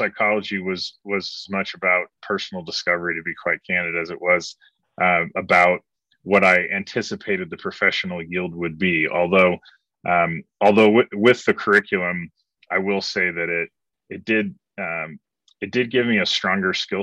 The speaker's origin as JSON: {"language": "English", "town": "Broken Arrow", "region": "Oklahoma", "country": "United States", "tie": "born or raised there", "also_born_or_lived": "Dallas / Portland, Oregon / Los Angeles / Asia", "moved": "yes", "said": "I grew up in Broken Arrow, Oklahoma, which is, as some of your listeners and viewers will know, is Southeast Tulsa"}